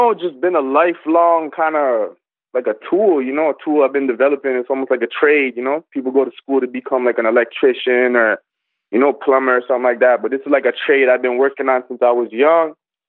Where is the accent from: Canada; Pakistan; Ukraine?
Canada; Brampton, Ontario; Greater Toronto Area. So I'm not in the city of Toronto, but I'm like 15 minutes outside. And I'm from Brampton. I was born out here. And I've been rapping. So I just turned 28. Like, I'm an 89 baby. I just turned 28.